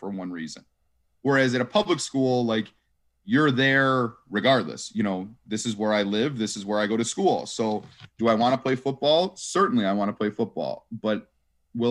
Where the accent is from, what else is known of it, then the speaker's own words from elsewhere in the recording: Lombard, Illinois, United States; I grew up in Lombard, Willowbrooks and Villa Park